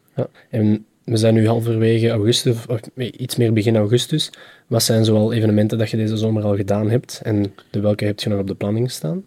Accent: Vlimmeren, Flanders, Belgium; wij zijn van Vlimmeren.

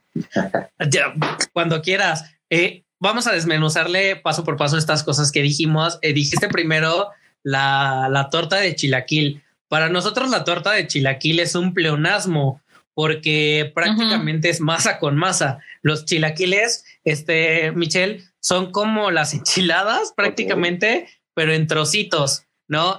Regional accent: Morelos, Mexico; now in Mexico City, Mexico; Yo no soy de esta ciudad, soy de Morelos, un, estado también de aquí de, de México.

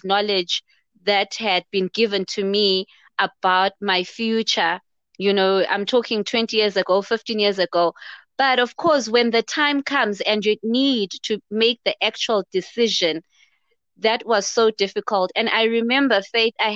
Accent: Zimbabwe; I'm also from Zimbabwe

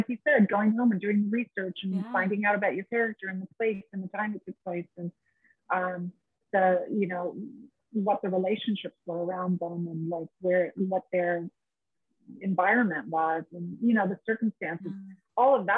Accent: San Diego, California, United States; moved away as an adult; also born or lived in Australia; I grew up in San Diego, so I grew up 2 hours south

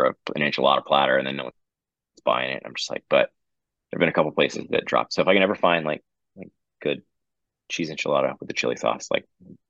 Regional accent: Houston, Texas, United States; we're from Houston, and it's such a, like, a sort of cultural blending pot

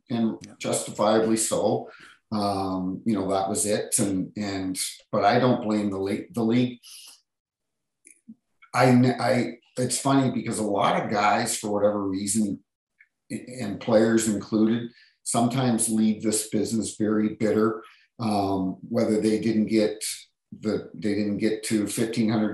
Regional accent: Hampton, New Brunswick, Canada; moved away as an adult; also born or lived in Toronto; we moved to New Brunswick. That's where I grew up, a little town outside of St. John called Hampton

